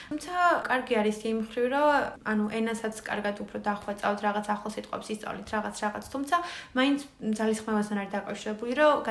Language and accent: Georgian; Batumi, Adjara, Georgia; moved away as an adult; now in Tbilisi, Georgia; მე და ანმარია ბათუმიდან ვართ